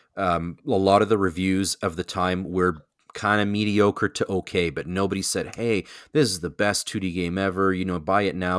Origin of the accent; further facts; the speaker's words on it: Canada; I am your Canadian connection